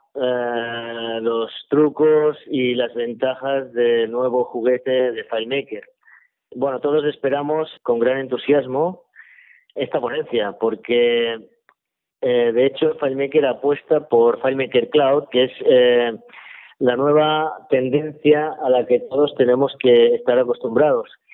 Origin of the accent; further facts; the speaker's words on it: Sabadell, Catalonia, Spain; yo soy de Sabadell